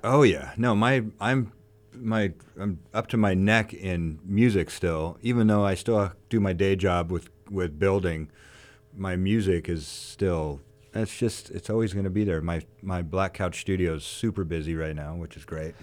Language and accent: English; Ventura, California, United States; I grew up here in Ventura